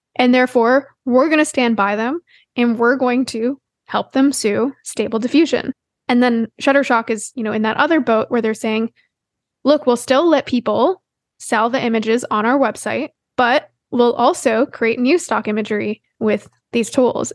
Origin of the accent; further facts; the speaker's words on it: Canada; As a Canadian